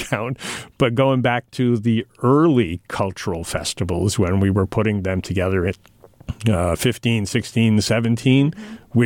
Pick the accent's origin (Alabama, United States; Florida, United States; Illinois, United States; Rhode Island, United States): Rhode Island, United States; now in Franklin, United States; I grew up in Rhode Island